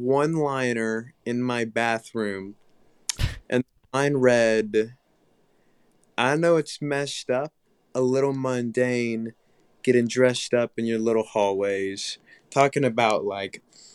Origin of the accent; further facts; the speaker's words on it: Tuscaloosa, Alabama, United States; And then I live in Tuscaloosa. I'm from Tuscaloosa. Grew up there all my Alabama.